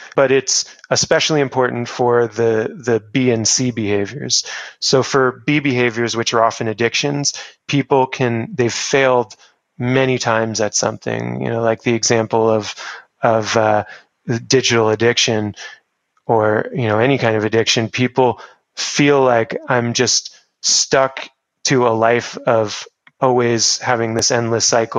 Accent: Newport Beach, California, United States; I grew up in Orange County, where it was very relaxed lifestyle in Newport, where I grew up

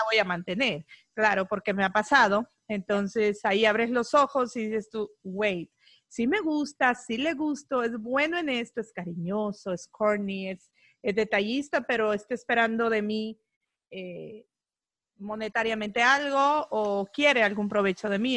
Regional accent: El Salvador; now in United States; soy salvadoreña

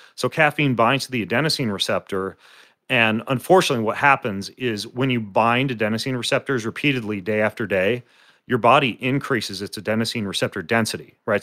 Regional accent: North Idaho, United States; I grew up in North Idaho

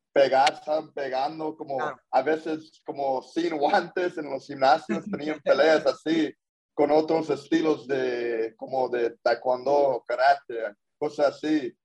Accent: Corona, California, United States; yo nací ya en Corona, California

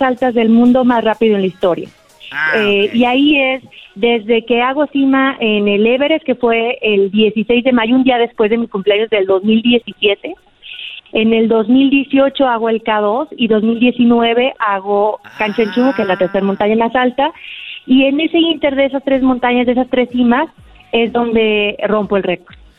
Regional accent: Aguascalientes, Mexico; Yo soy de Aguascalientes

